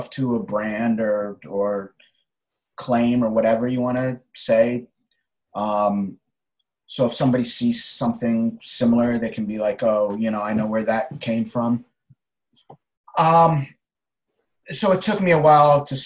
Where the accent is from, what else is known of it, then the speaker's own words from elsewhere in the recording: Connecticut, United States; now in New York City, United States; I was born in Connecticut and living in New York City now